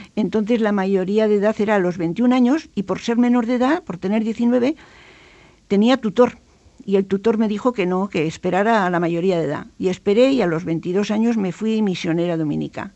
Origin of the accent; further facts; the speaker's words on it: Pamplona, Navarre, Spain; Carlos III 8, donde yo nací